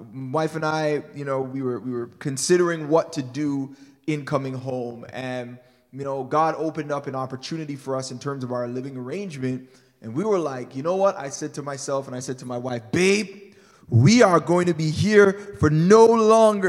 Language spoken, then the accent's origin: English; Toronto, Ontario, Canada; moved away as an adult; also born or lived in California, United States; We grew up in Toronto, Canada. We lived here for about 17 years, then left